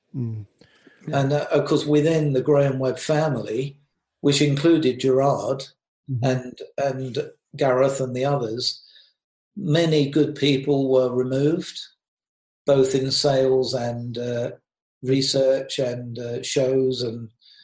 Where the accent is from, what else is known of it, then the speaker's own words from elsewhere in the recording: United Kingdom; moved away; I'm British.